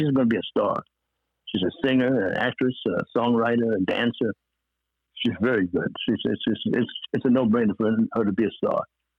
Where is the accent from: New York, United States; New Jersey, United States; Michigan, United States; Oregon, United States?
New York, United States; Brooklyn; and here I'm from Brooklyn, New York.